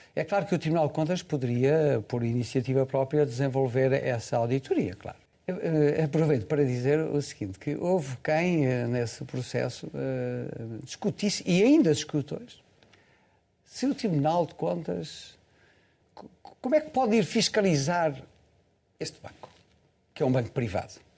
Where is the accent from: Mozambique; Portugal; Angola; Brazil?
Portugal; eu como português